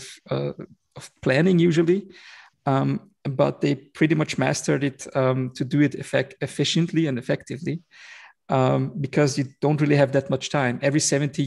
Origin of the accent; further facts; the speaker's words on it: Vienna, Austria; I was born and raised in Vienna, in Austria, in the heart of Europe.